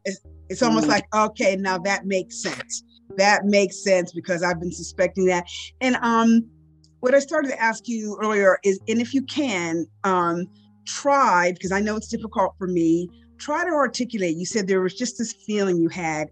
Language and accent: English; Pittsburgh, Pennsylvania, United States; I grew up in the Pittsburgh area, um, and I grew up in a small western suburban town